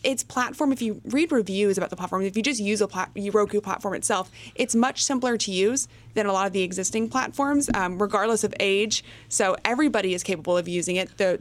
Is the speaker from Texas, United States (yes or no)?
yes; Texas, United States; I'm from Texas